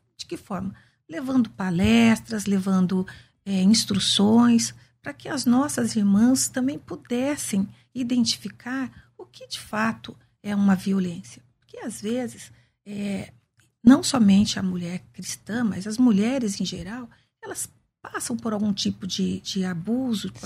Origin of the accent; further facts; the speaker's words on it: Campinas, São Paulo, Brazil; eu sou nascida e crescida em Campinas, né? Nasci num bairro simples da periferia de Campinas